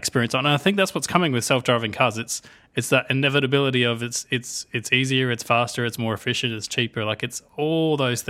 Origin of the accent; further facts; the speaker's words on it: United Kingdom; Like, I'm very British that way.